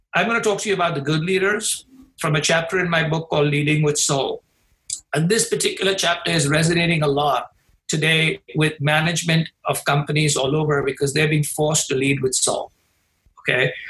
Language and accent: English; India; now in Chicago, United States; my home country in India